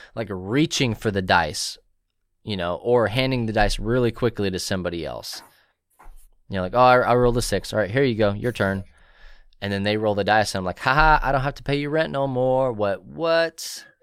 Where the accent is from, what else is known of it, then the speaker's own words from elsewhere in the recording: Marble Falls, Texas, United States; here in my hometown, we have Marble Falls Opoly